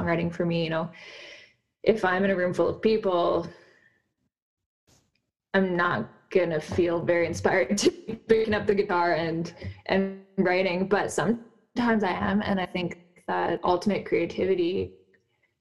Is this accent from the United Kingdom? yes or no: no; Nelson, British Columbia, Canada; lately I've been in Nelson, British Columbia, which is my hometown